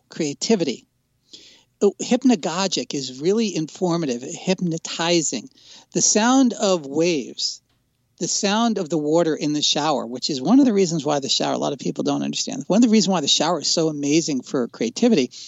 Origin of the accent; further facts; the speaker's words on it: New Jersey, United States; I grew up in New Jersey